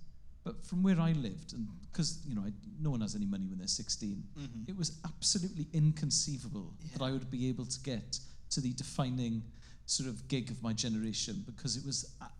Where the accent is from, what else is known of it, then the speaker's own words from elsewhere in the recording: Carmarthen, Wales, United Kingdom; first language Welsh; English is a second language; I'm gonna place the festival in West Wales, because that's where I grew up. And the thing with growing up in Carmarthen